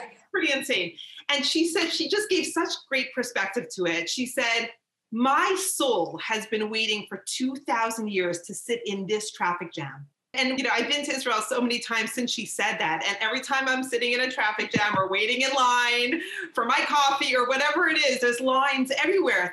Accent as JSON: {"language": "English", "country": "Canada", "said": "I'm from Canada"}